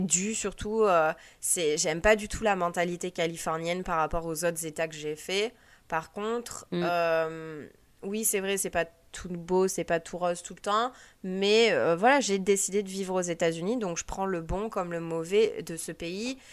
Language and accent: French; France; moved away as an adult; now in United States; on dit qu'on est français